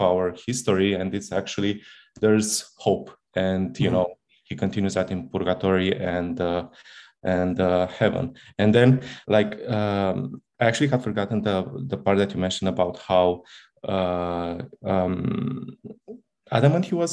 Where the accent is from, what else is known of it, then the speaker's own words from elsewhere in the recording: Italy; moved away; I come from Italy, where we studied it in the most dogmatic way possible